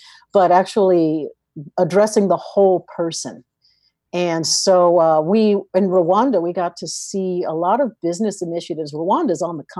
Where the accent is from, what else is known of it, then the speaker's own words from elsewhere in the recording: East Coast, United States; I am from the East Coast